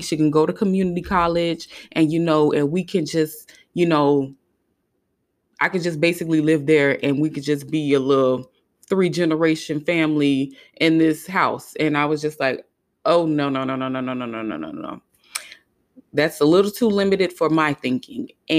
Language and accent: English; Hollywood, Florida, United States; you know, I lived in South Florida. I grew up in Hollywood, Florida.